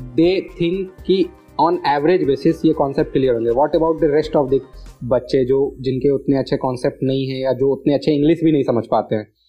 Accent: Patna, Bihar, India; मेरे पास पटना के रिसोर्सेज थे मैं पटना से बिलोंग करता था मेरे पास एक घर था

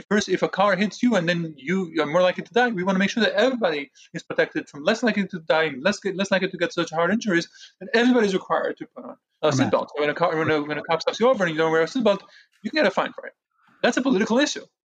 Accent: New York, United States; when people kept asking me where I'm from, I made it a point to say I'm from New York. Uh, that was my answer. If you know where New, that New York is in the United States, you know that I'm also American.

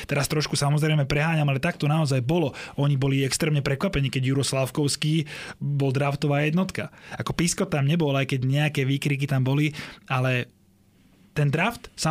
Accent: Slovakia; že odkiaľ ste, že zo Slovenska

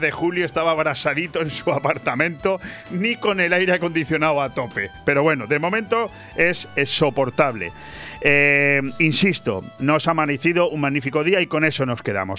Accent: Benidorm, Valencian Community, Spain; Ayer vivimos los ciudadanos de Benidorm uno de esos capítulos

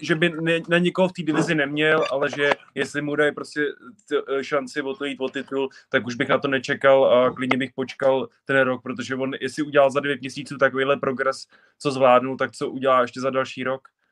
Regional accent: Czechia; jsem Čech

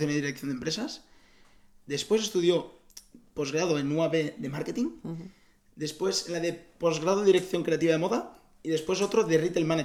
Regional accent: Igualada, Catalonia, Spain; Nací en Igualada.

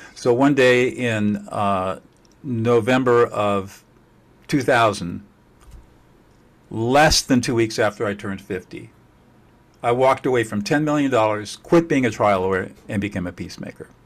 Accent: Southern California, United States; I grew up in Southern California

